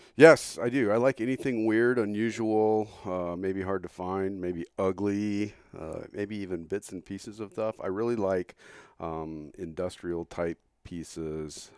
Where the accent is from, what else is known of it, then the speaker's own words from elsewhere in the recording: southern New Mexico, United States; moved away as an adult; now in Phoenix, United States; I grew up in New Mexico originally, southern New Mexico. I moved out here in nineteen eighty-three to go to school